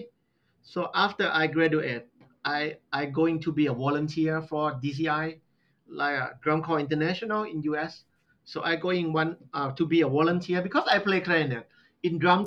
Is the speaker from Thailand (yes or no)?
yes; Southern Thailand, Thailand; English is a second language; now in Nakhon Ratchasima, Thailand; I'm from Southern. Very Southern, like almost close to Malaysia